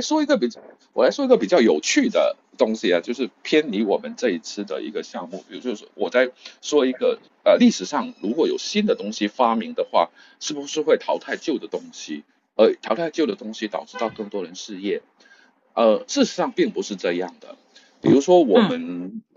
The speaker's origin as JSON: {"language": "Chinese", "country": "China", "said": "我们中国人"}